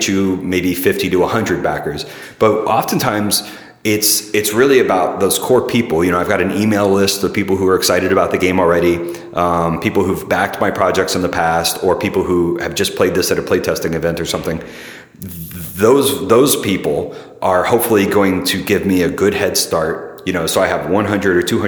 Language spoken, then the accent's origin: English; Middle Tennessee, United States; also born or lived in St. Louis; now in San Francisco, United States; I was born in Middle Tennessee, an hour south of Nashville